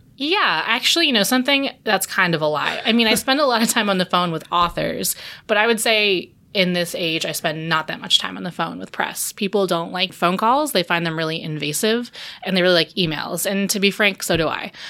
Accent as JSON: {"language": "English", "town": "New York City", "region": "New York", "country": "United States", "said": "I came back home because I'm from Brooklyn"}